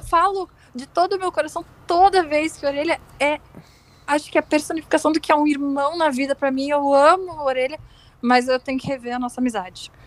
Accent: Rio Grande do Sul, Brazil; sou gaúcha

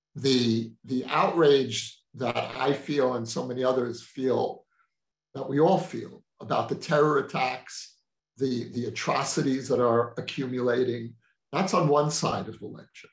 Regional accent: United States; moved away as an adult; now in Israel; someone who was born and raised in the American Jewish community

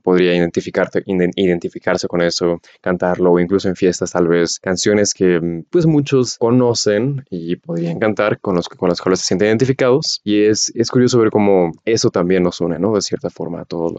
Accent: Mexico; como mexicano

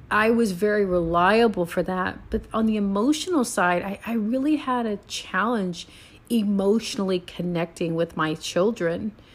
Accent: San Antonio, Texas, United States; also born or lived in Puerto Rico; now in Houston, United States; I'm from San Antonio, born and raised

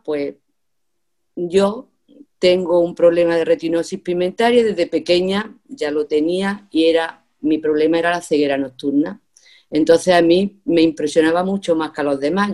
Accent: a village in Andalusia, Spain; debido al año en que nací y donde viví mi niñez, que fue en un pueblo

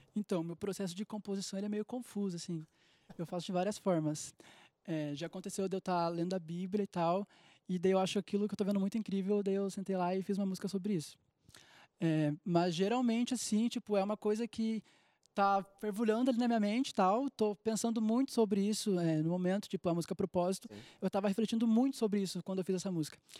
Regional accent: Gravataí, Rio Grande do Sul, Brazil; eu sou de Gravataí, no Rio Grande do Sul, do lado de Porto Alegre

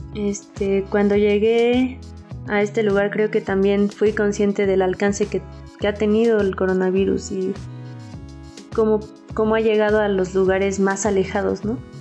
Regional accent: Hidalgo, Mexico; mi estado, el estado de Hidalgo, que es de donde soy y donde vivo actualmente

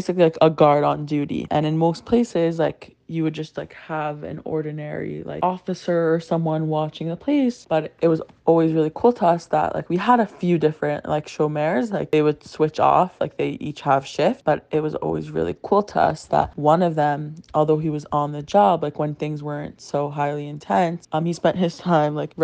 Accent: Boca Raton, Florida, United States; I'm from Boca Raton, Florida

